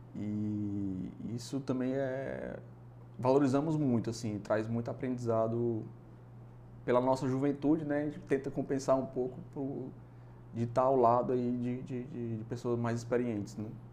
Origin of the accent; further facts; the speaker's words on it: Ceará, Brazil; a gente tem aqui em Fortaleza, no Ceará